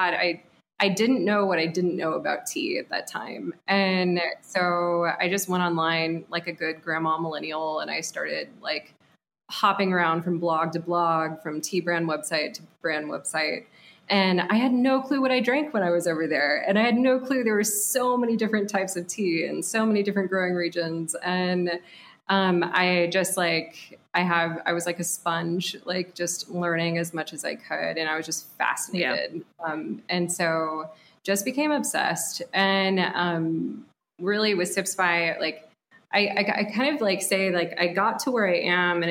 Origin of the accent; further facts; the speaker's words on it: Dallas, Texas, United States; now in Austin, United States; I was born and raised in Dallas by two Midwesterners